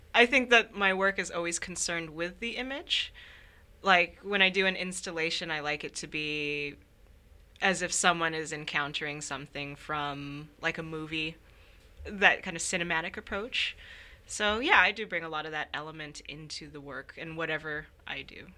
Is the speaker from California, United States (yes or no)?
yes; Sacramento, California, United States; moved away as an adult; now in Minnesota, United States; I come from Sacramento, uh, which is often called the Midwest of California. I moved to Minnesota for graduate school